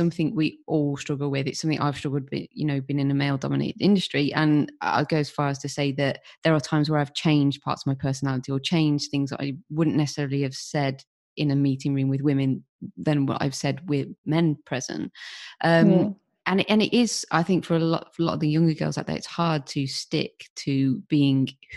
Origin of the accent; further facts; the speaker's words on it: United Kingdom; we're typically British, we're always down the pub